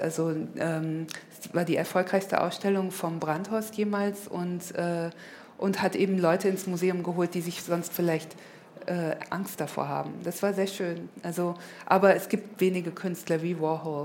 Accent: Germany; accent: dicken deutschen Akzent; moved away as an adult; also born or lived in London / Los Angeles; als Deutsche

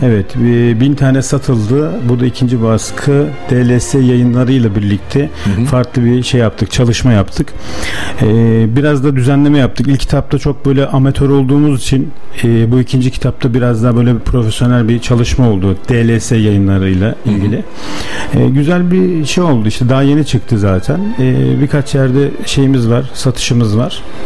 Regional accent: Yenişehir, Bursa, Turkey; 1986 Bursa Yenişehir doğumluyum.

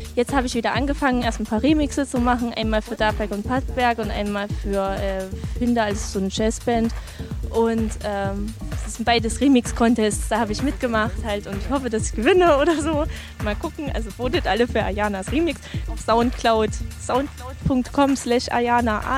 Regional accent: Greiz, Thuringia, Germany; moved away as an adult; also born or lived in Jena; now in Dresden, Germany; Ich komme nicht aus Jena, ich komme aus Greiz bei Gera, habe in Jena studiert und jetzt spiele ich in Dresden.

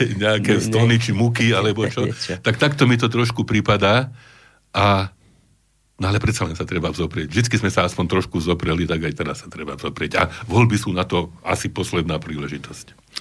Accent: Slovakia; my sme Slováci a Slovania

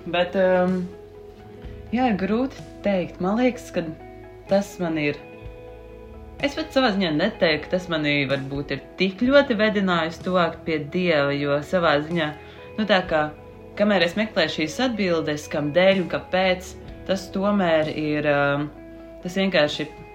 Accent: Sigulda, Vidzeme, Latvia; also born or lived in Riga; es nāku no Sigultas katoļu draugas pašlaik, um, kamēr es mācos Rīgā

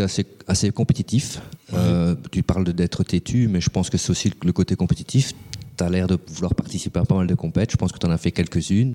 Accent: Belgium; chez nous en Belgique

